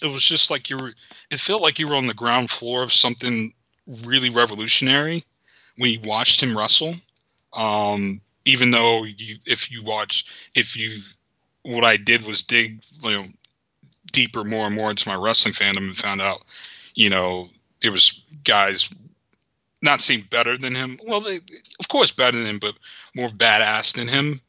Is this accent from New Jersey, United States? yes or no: yes; New Jersey, United States; born or raised there